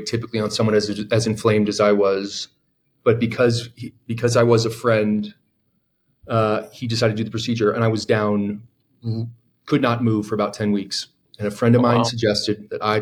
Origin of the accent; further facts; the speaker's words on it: San Diego, California, United States; I grew up in San Diego at a high school that was about 4,000 kids